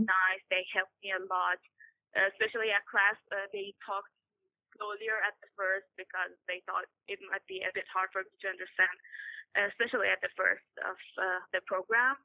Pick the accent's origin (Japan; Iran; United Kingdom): Iran; I'm from Iran